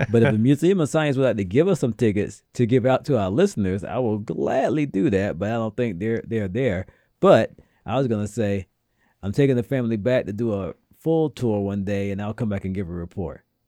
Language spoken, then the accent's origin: English; the South, United States; now in New England, United States; being a Southerner myself